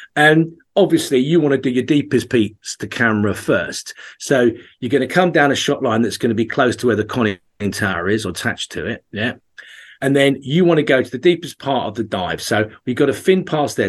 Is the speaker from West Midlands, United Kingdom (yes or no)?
no; Essex, East of England, United Kingdom; also born or lived in Norfolk; that's where all my family are from, even though I grew up in Essex.